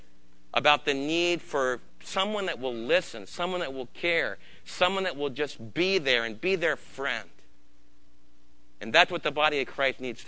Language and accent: English; United States; As American believers